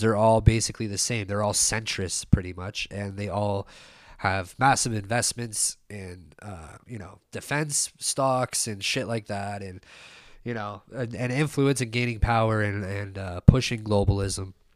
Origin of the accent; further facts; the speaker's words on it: Canada; we were, like, a kid growing up in Canada.